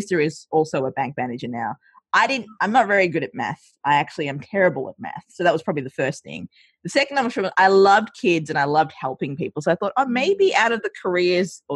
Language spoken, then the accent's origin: English; Australia; also born or lived in Sri Lanka; I grew up in Australia, I see a lot of my values colored by Australian culture. So when I moved over, yeah, hence the accent as well.